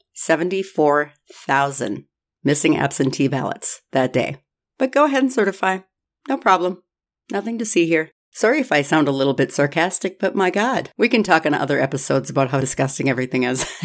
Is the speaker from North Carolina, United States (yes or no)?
no; Minnesota, United States; I'm from Minnesota